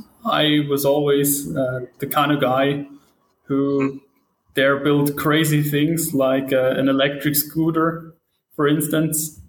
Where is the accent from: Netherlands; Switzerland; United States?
Switzerland; St. Gallen; I'm from Switzerland, St. Gallen in to be specific.